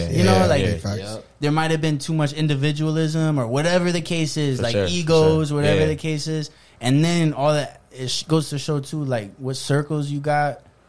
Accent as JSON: {"language": "English", "region": "Iowa", "country": "United States", "said": "I'm from Iowa."}